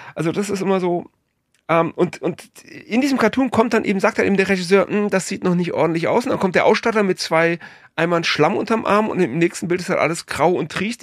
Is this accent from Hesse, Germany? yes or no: yes; Frankfurt, Hesse, Germany; Ich bin, ich bin Frankfurter